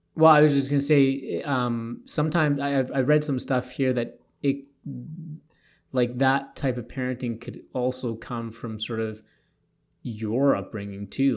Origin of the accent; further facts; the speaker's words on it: Toronto, Ontario, Canada; now in Edmonton, Canada; I grew up in Toronto. I went on the T T C.